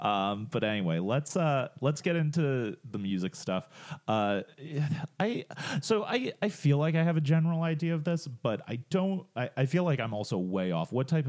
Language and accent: English; United States; Oh, we're American, John.